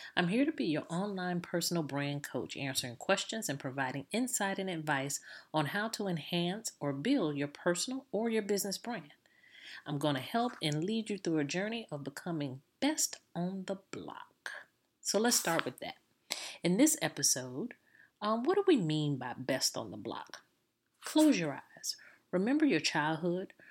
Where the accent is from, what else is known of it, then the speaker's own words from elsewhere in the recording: Jacksonville, Florida, United States; I'm from Jacksonville, Florida